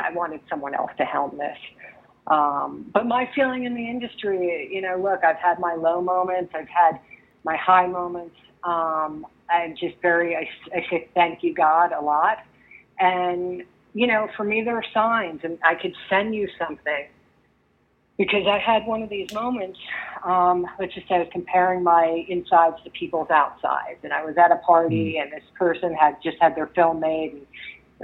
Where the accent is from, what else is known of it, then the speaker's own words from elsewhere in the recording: New Jersey, United States; I grew up in New Jersey